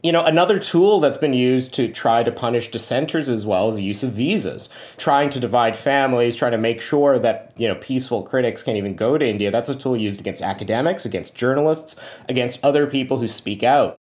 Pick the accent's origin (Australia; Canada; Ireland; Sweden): Canada; I grew up in Canada's Sikh community